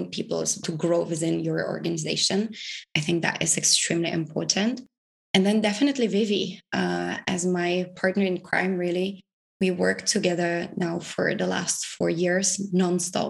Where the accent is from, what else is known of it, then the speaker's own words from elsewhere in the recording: Prague, Czechia; I am from the Czech Republic, from Prague initially, so that's where I spend most of the months